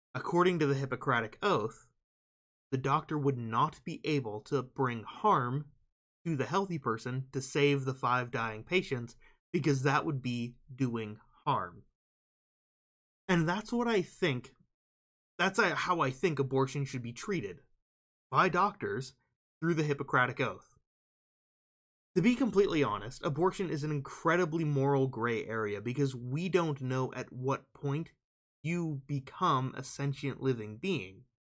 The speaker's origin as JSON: {"language": "English", "region": "Nebraska", "country": "United States", "tie": "born or raised there", "said": "my home state of Nebraska"}